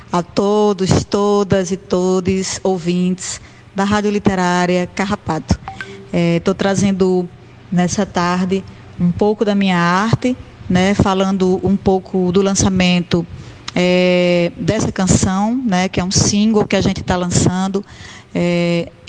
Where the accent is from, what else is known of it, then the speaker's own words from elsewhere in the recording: Currais Novos, Rio Grande do Norte, Brazil; nós que somos do Seridó, Potiguar, né? eu sou de Currais Novos, fica localizada no Seridó, do Rio Grande do Norte, uma terra quente, muito quente